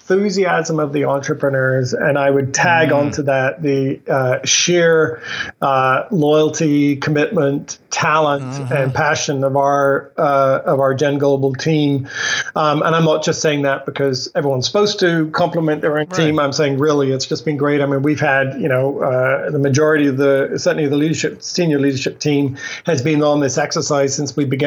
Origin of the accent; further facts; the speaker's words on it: England, United Kingdom; moved away; I grew up in England, so I have some strange expressions